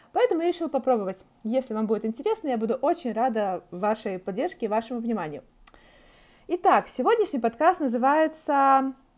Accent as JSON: {"language": "Russian", "country": "Belarus", "moved": "as an adult", "lives_now": "Toronto, Canada", "said": "у нас в Беларуси"}